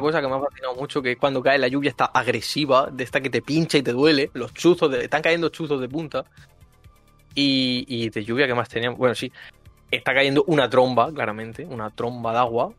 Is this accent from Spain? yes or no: yes; Murcia, Region of Murcia, Spain; moved away; soy de Murcia